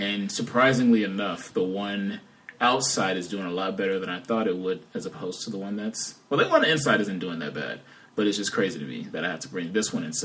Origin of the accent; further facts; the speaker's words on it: Chicago, Illinois, United States; for most of my life since I grew up in Chicago